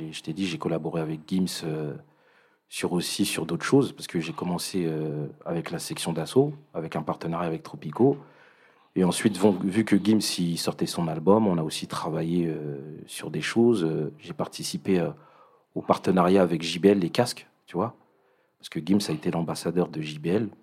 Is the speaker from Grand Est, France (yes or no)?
no; Paris, Île-de-France, France; moved away as an adult; now in Rosny-sous-Bois, France; à la base, je suis du 19e, tu vois. Je suis de Paris